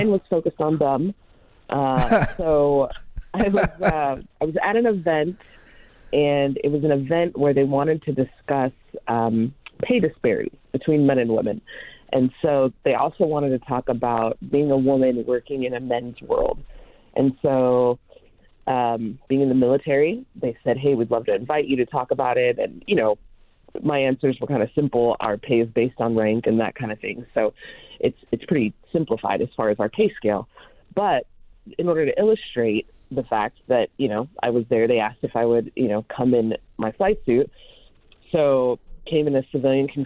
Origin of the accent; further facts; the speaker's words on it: Long Beach, California, United States; moved away as an adult; now in Indiana, United States; I was born in Long Beach and then grew up in California